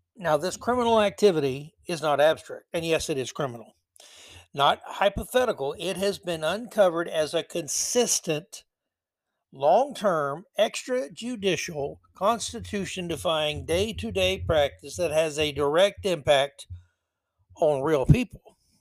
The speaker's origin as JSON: {"language": "English", "town": "Tampa", "region": "Florida", "country": "United States", "tie": "born or raised there", "said": "my hometown Lightning"}